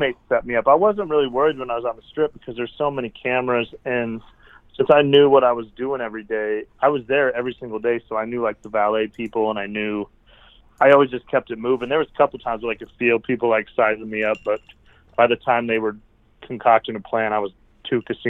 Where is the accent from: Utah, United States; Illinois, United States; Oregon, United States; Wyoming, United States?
Wyoming, United States; I'm from Wyoming, like small town Wyoming.